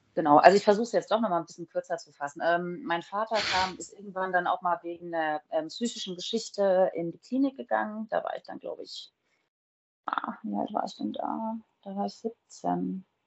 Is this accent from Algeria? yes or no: no; Groß-Umstadt, Hesse, Germany; also born or lived in Frankfurt; now in Bad Homburg, Germany; ich bin in Großumstadt groß geworden. Das ist kurz vom Odenwald